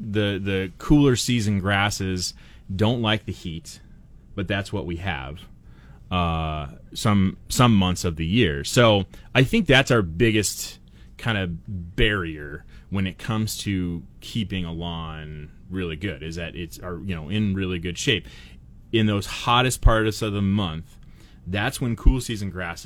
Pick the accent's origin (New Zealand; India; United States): United States; Portland, Oregon; now in Treasure Valley, United States; I grew up in Portland